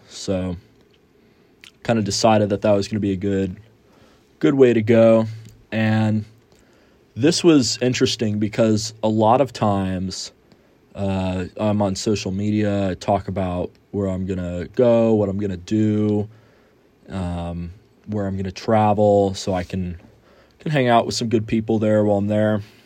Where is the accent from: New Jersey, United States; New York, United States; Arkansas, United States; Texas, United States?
Texas, United States; Houston; moved away as an adult; now in San Angelo, United States; I am from Houston and I'm a student out here at Angelo State University